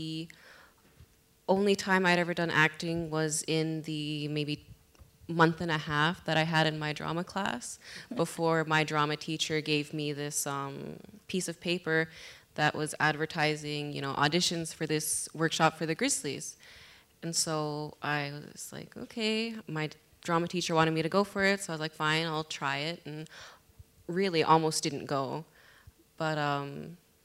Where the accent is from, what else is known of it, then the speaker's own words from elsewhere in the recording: Iqaluit, Nunavut, Canada; my hometown, Iqaluit